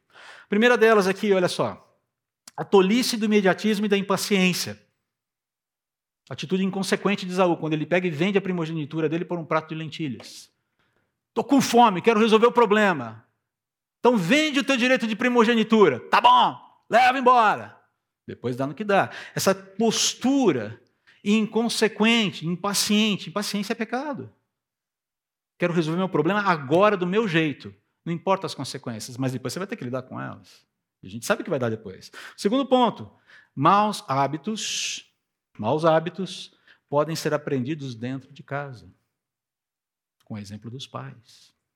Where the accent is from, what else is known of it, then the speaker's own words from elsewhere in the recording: Piracicaba, São Paulo, Brazil; eu seja de Piracicaba.